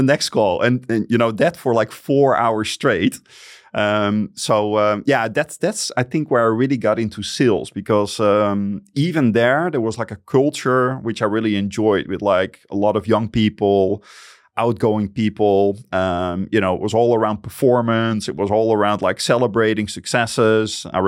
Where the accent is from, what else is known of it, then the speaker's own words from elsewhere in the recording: Friesland, Netherlands; I grew up in Friesland. And for the people that don't know what Friesland is, it's a tiny province of the Netherlands.